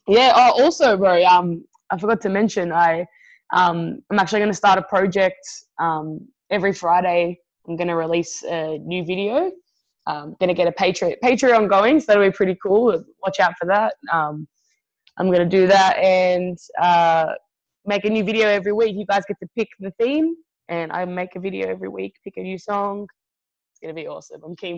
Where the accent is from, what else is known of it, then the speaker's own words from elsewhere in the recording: Australia; I'm Italian too, you know? I'm Italian Aussie, so we always look out for our own, you know?